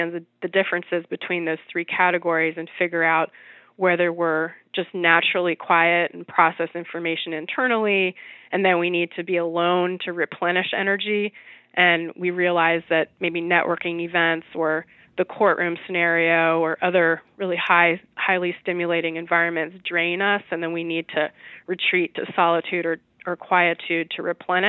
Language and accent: English; New York City, New York, United States; I'm a New Yorker